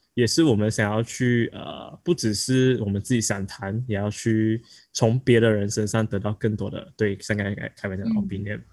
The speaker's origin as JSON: {"language": "Chinese", "country": "Malaysia", "said": "我们是来自马来西亚的"}